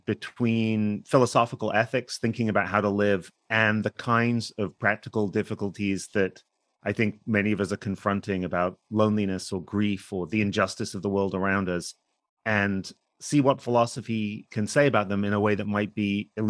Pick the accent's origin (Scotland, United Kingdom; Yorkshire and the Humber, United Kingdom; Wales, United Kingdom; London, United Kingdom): Yorkshire and the Humber, United Kingdom; Hull; moved away as an adult; now in United States; I actually grew up in England. I was born in Hull. I went to university in the UK, and then I came to the US for grad school.